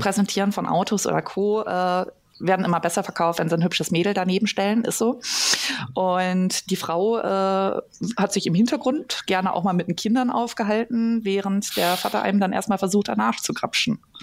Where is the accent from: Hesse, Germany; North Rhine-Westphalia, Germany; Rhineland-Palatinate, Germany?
North Rhine-Westphalia, Germany; Ostwestfalen-Lippe; ich komme ursprünglich aus dem Kreis Ostwestfalen-Lippe